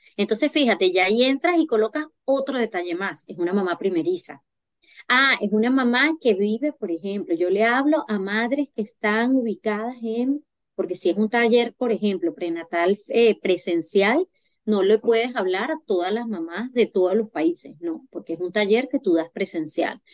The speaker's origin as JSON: {"language": "Spanish", "country": "Venezuela", "moved": "as an adult", "lives_now": "France", "said": "yo soy venezolana. Eh, llegué a Francia en el 2021"}